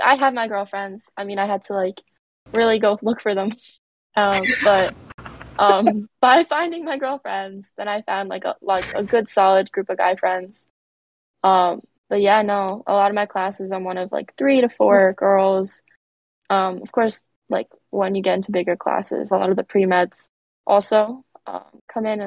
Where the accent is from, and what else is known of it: Brick, New Jersey, United States; born or raised there; moved away as an adult; also born or lived in Newark, New Jersey